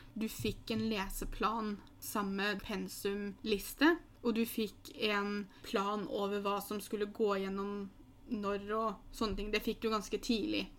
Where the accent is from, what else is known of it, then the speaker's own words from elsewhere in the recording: Norway; moved away as an adult; also born or lived in Newcastle; engelsken du lærer på skolen i Norge